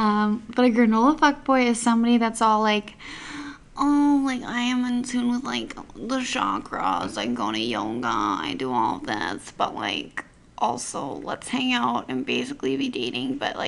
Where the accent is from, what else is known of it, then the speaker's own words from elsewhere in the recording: Alberta, Canada; now in Okanagan, Canada; since moving to the Okanagan. I'm from Alberta